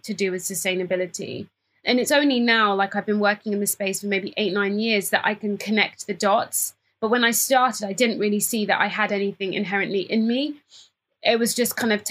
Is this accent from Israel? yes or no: no; Cambridge, East of England, United Kingdom; I am a British-born Ghanaian. So I was born in Cambridge to two Ghanaian parents